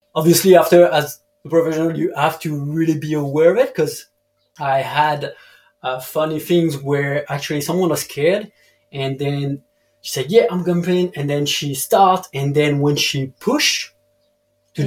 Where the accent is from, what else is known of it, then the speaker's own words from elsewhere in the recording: Dijon, Bourgogne-Franche-Comté, France; English is a second language; moved away as an adult; also born or lived in the Alps / Bali; I'm from Dijon